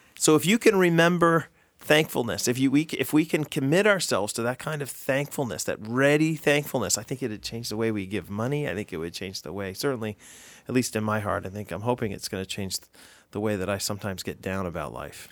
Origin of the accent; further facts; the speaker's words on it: United States; I'm American